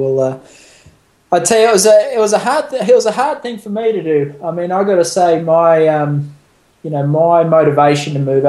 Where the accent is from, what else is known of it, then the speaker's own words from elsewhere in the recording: Sydney, New South Wales, Australia; moved away as an adult; now in Cochranville, United States; I'm originally from Sydney, Australia. Moved over here to America in about 2007 and got a job for Philip Dutton as his sort of right-hand man. I live here in Unionville, Pennsylvania, or actually Cochranville, Pennsylvania, a couple miles down the road from Unionville.